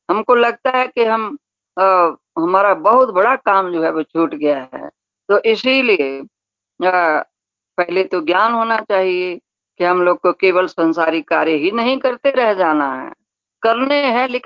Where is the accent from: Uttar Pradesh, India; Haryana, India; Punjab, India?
Punjab, India; हम लोग पंजाबी लोग हैं तो हम लोग का नियम तो और सख्त है